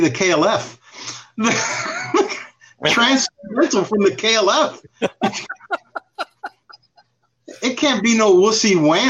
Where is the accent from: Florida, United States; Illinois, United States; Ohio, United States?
Florida, United States; we're from Florida, and we're Cuban